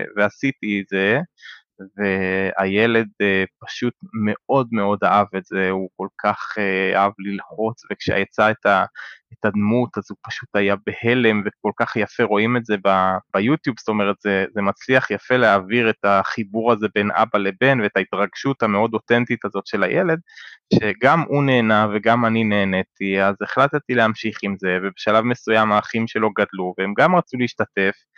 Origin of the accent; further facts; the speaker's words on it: Israel; אני ישראלי